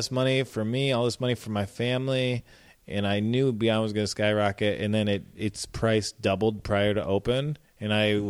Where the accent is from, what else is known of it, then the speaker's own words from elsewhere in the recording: Midwest, United States; now in New York, United States; I'm from the Midwest, dog